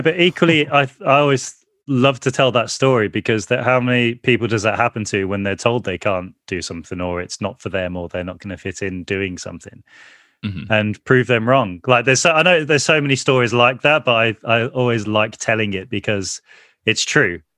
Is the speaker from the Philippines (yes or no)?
no; Birmingham, West Midlands, United Kingdom; we grew up in the Aston Villa part of the city